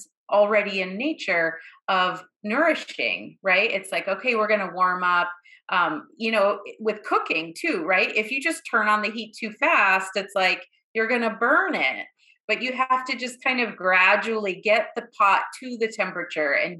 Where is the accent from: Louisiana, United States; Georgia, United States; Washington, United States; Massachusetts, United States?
Massachusetts, United States; Boston; I grew up in Boston